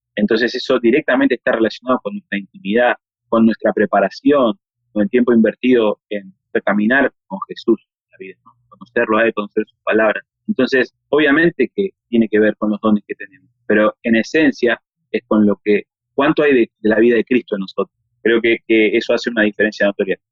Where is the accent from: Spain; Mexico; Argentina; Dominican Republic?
Argentina; somos argentinos